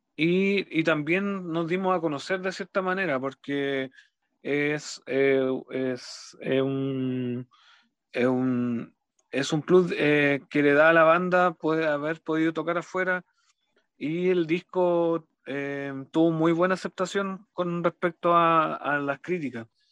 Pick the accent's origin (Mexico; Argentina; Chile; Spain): Chile; Los Ángeles, Biobío; soy de Los Ángeles, de la, ciudad de Los Ángeles, eh, región del Biobío